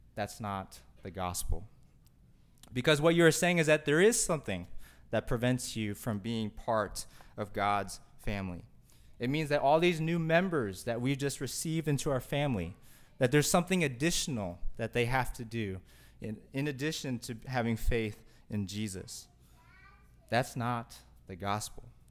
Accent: Kentucky, United States; growing up in Kentucky

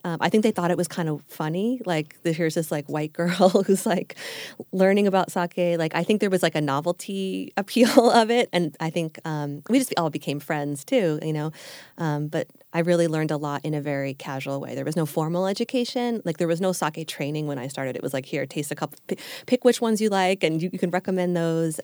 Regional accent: Long Island, New York, United States; moved away as an adult; also born or lived in Manhattan, New York / Japan; now in Los Angeles, United States; I grew up on Long Island, uh, about an hour or so outside of New York City, and lived there all the way through till I left for college

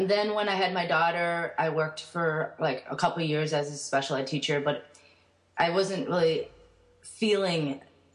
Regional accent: United States; born in the United States, and they immigrated a year before I was born

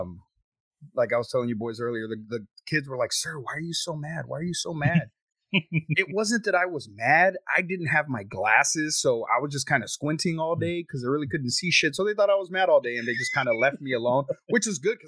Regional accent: Texas, United States; I'm from Texas. I live in Texas

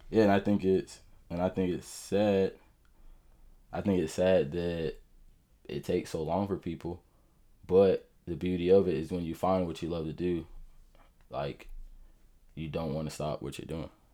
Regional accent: Jacksonville, Florida, United States; also born or lived in Atlanta / Orlando; we got stationed in Mayport. That's when we moved down here. So I've been here all my life, uh, literally all 24 years.

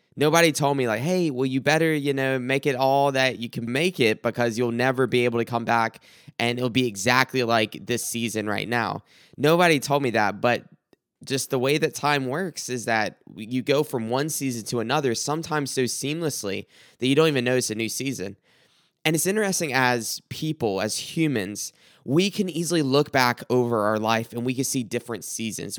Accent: South Carolina, United States; growing up in South Carolina

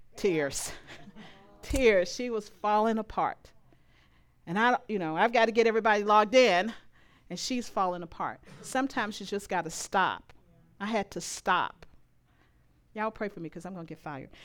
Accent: Louisiana, United States; moved away; I am from Louisiana.

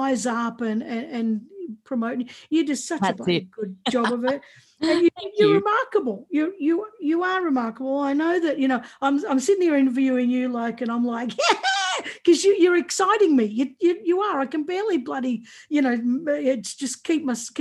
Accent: Warragul, Victoria, Australia; I grew up in country. I grew up in Warrigal. That's exactly where I grew up.

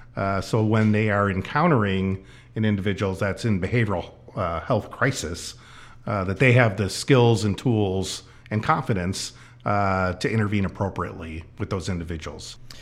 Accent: Chicago, Illinois, United States; moved away as an adult; now in Snohomish County, United States; I grew up in the Chicago area

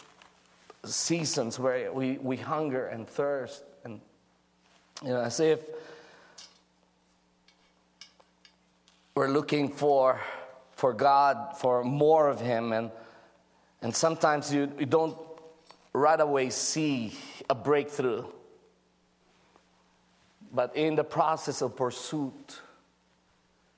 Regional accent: Philippines; I'm just a Filipino with thick jackets, you know, barely surviving the winter of Norway.

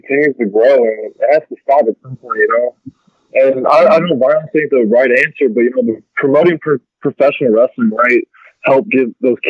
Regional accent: Ferguson, Missouri, United States; And I'm from Ferguson. Yeah, I'm from Ferguson, Missouri, and that's just something that's kind of normal where I'm from.

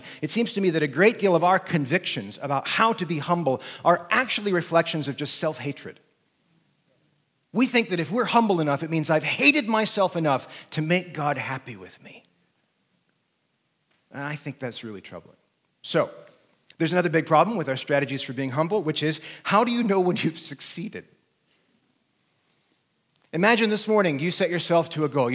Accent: United States; I'm an American

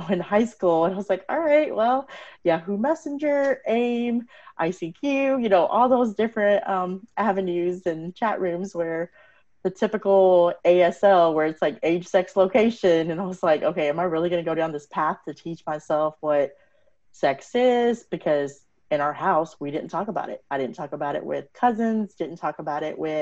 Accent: Texas, United States; My parents are from India. I was born and raised in Texas

